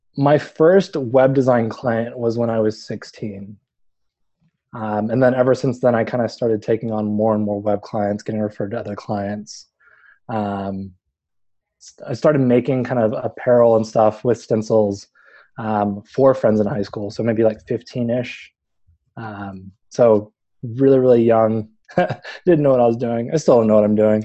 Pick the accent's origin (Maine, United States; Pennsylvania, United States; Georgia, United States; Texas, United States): Texas, United States; Houston; moved away; I grew up in Houston. I spent most of my life in Houston